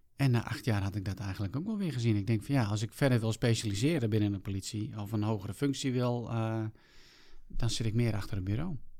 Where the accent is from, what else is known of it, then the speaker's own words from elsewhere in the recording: South Africa; now in Netherlands; vertrokken terug naar mijn geboorteland Zuid-Afrika.